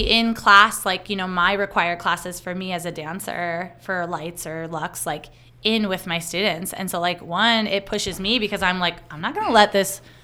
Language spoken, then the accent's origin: English; Tucson, Arizona, United States; here in my hometown in Arizona